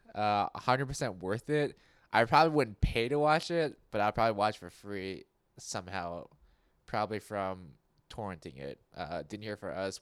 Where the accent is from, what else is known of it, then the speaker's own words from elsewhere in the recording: United States; I was born in America. I don't speak with an accent.